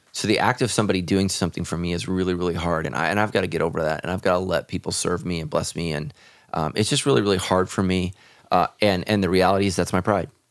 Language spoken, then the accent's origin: English; United States; as Americans